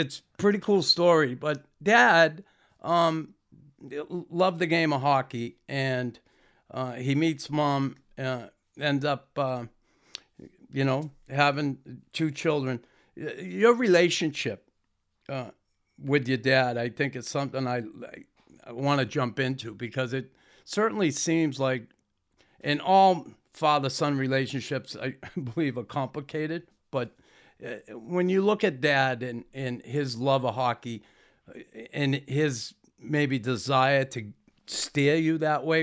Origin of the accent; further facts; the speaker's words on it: Boston, Massachusetts, United States; moved away as an adult; now in Montreal, Canada; growing up in Boston